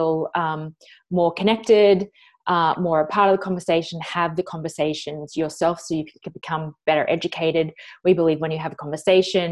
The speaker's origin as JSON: {"language": "English", "country": "Australia", "said": "an Australian woman"}